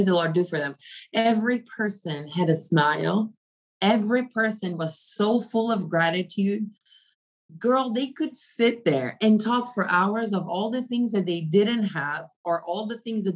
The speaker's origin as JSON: {"language": "English", "country": "Brazil", "also_born_or_lived": "Africa", "moved": "as an adult", "lives_now": "United States", "said": "I was coming from Brazil, which it is considered a third world country"}